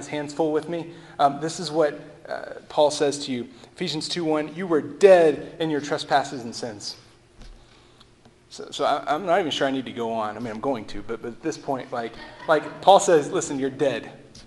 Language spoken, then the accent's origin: English; Texas, United States; I'm from Texas. We say y'all.